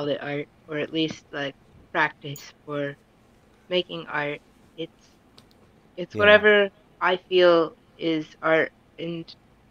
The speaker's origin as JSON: {"language": "English", "town": "Midland", "region": "Michigan", "country": "United States", "tie": "born or raised there", "moved": "as an adult", "lives_now": "Lansing, United States", "said": "I grew up in Midland, but I've lived in Lansing for 3 years now."}